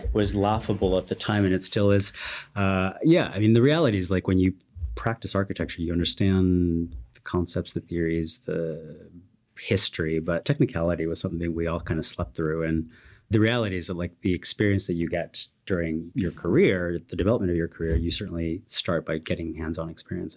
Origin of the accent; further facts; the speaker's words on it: Watsonville, California, United States; I grew up in a very, very tiny town called Watsonville in California, the Bay Area, South Bay